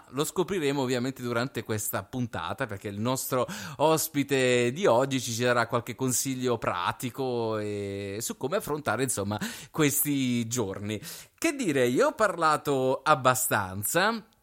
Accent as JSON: {"language": "Italian", "town": "Bari", "region": "Apulia", "country": "Italy", "said": "Io sono di Bari."}